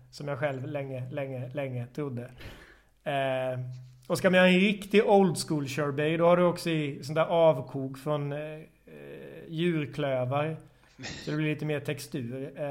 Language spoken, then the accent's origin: Swedish; Småland, Sweden; Eh, eller på Instagram, bar jag hatar ibland att säga är när jag är smålänning, bar till grav.